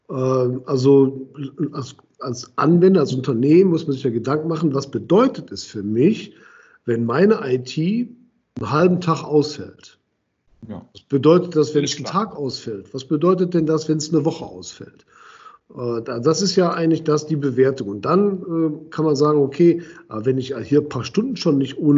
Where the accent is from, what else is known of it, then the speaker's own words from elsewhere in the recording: Düsseldorf, North Rhine-Westphalia, Germany; ich bin ja Düsseldorfer